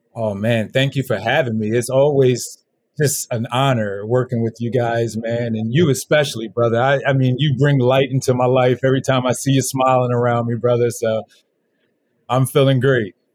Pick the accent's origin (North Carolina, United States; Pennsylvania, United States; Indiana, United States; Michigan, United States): Pennsylvania, United States; Philadelphia; moved away as an adult; also born or lived in Los Angeles; I was born in Philly, West Philadelphia, born and raised.